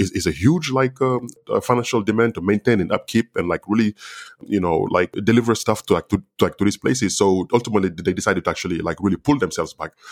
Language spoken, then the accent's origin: English; Senegal; first language Wolof; English is a second language; moved away; growing up in, in Senegal